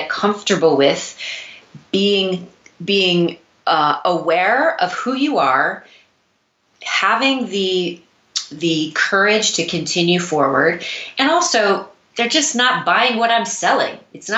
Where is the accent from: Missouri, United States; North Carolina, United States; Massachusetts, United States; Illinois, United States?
Missouri, United States; now in New York City, United States; I moved to New York City from Missouri to pursue a career in dance.